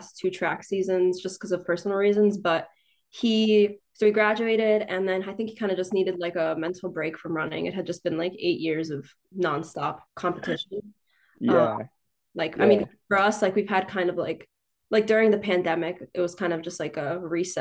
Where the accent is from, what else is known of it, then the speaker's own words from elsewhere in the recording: Newtown, Pennsylvania, United States; I'm from Newtown, Pennsylvania